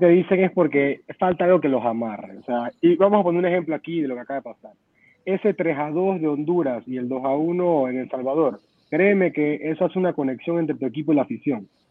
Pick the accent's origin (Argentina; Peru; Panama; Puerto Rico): Panama; yo como panameño